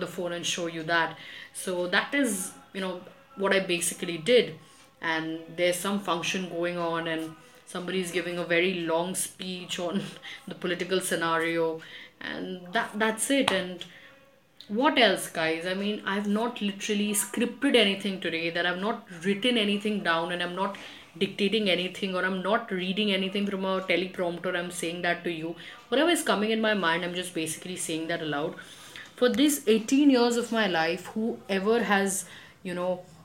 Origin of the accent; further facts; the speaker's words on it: Kolkata, West Bengal, India; I was both born and brought up in Kolkata